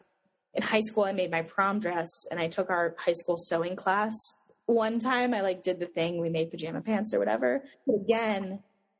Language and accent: English; Boulder, Colorado, United States; I grew up in Boulder, Colorado